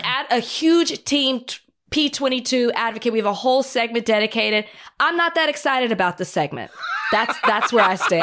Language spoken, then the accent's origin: English; Texas, United States; moved away as an adult; now in Los Angeles, United States; I'm new to L A. I'm excited that I have mountains. I come from Texas